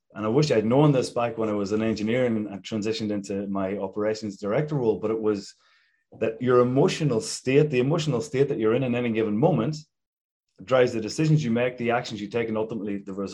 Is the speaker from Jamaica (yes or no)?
no; Ireland; moved away; I grew up back in Ireland